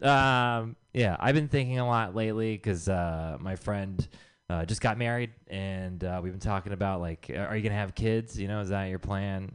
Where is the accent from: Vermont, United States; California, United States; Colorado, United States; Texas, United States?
Texas, United States; I am from Texas